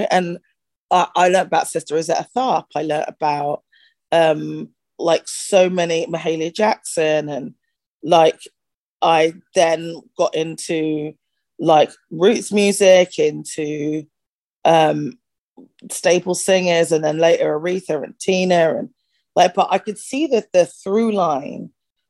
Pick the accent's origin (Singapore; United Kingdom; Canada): United Kingdom; Bristol, South West England; now in United States; I was born in Bristol. I grew up in at the time it was a village. It's grown since. Outside of Bristol